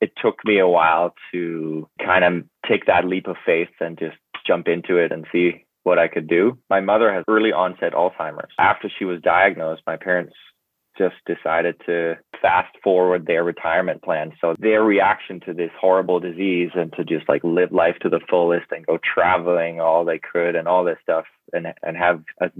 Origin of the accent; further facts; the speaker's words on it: Denmark; moved away as an adult; also born or lived in London, United Kingdom; now in Vancouver, Canada; I grew up in Denmark, actually